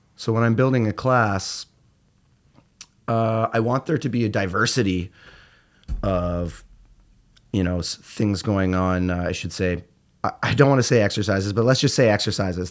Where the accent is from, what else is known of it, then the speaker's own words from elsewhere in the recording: Peterborough, Ontario, Canada; moved away as an adult; now in Toronto, Canada; I'm from Peterborough, so I'm, uh, I'm an Ontario boy, and, uh, I came from rural Canada and moved to Toronto